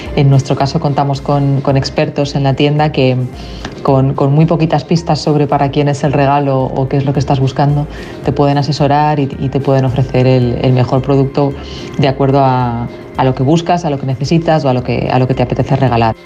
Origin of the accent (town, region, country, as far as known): Spain